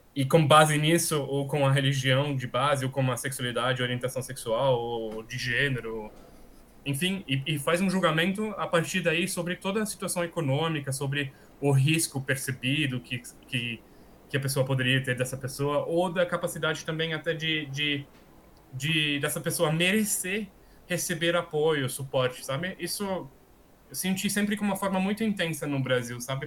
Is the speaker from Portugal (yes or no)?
no; Austria; Portuguese is a second language; also born or lived in Brazil / Paris; então eu sou austríaco. É, vivi praticamente toda a minha vida na Áustria, com algumas exceções